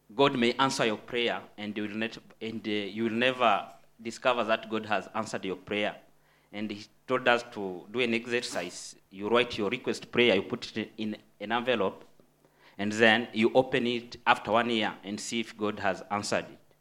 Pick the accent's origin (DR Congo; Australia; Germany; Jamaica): DR Congo; moved away; I'm um, from the Democratic Republic of Congo, which is in Central Africa